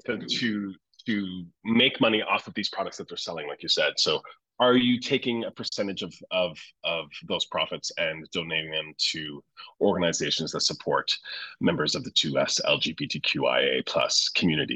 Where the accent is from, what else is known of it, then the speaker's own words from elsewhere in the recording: St. John's, Newfoundland and Labrador, Canada; now in Toronto, Canada; my home's in Newfoundland. I'm from St. John's